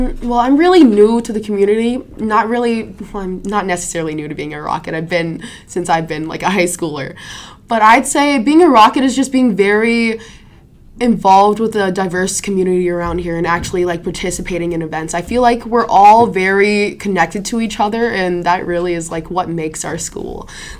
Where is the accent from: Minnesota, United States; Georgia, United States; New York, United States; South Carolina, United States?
Minnesota, United States; Prairie Island; Because I'm from the Dakota tribe, from Prairie Island, if